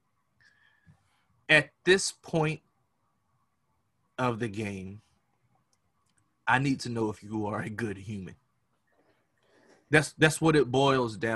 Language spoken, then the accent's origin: English; United States; we as the American people